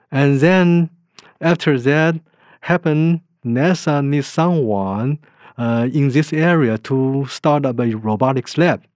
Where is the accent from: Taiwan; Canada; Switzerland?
Taiwan; moved away; I was born in Taiwan